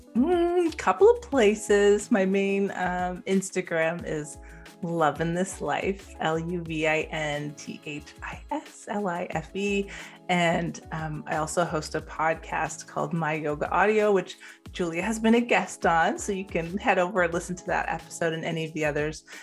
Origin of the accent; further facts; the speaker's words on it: Canada; in Canada